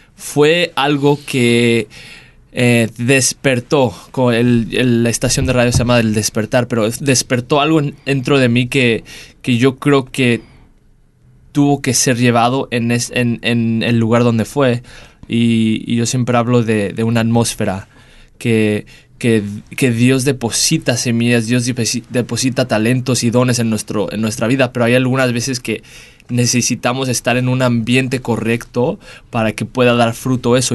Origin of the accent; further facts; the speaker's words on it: Dallas, Texas, United States; moved away as an adult; also born or lived in Mexico; now in Perth, Australia; me mudo de regreso a casa a Estados Unidos, en Dallas, Texas, donde crecí